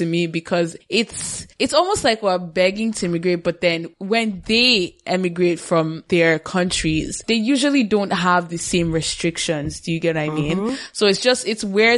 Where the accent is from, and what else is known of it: Nigeria; moved away